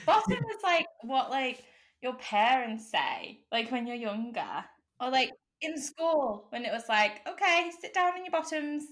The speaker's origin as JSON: {"language": "English", "country": "United Kingdom", "said": "we are British."}